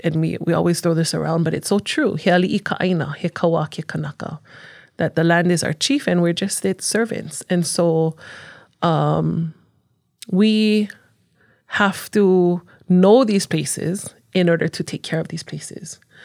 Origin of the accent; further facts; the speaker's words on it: Honolulu, Hawaii, United States; moved away as an adult; now in Hawaii Island, United States; growing up on Oahu, um, you don't have a lot of, especially in Honolulu, where I'm from, I'm from the east side